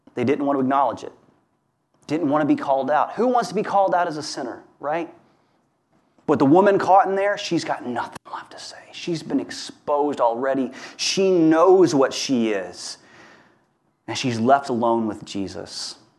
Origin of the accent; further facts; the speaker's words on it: Hammond, Louisiana, United States; where I grew up in Hammond, Louisiana